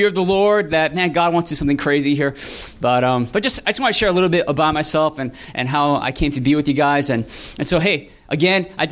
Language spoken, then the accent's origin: English; New Jersey, United States; my dad started a church back in New Jersey where I'm from. And I grew up in that church